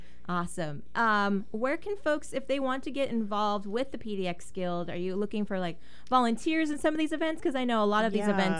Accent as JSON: {"language": "English", "region": "California", "country": "United States", "moved": "yes", "said": "I'm originally from California"}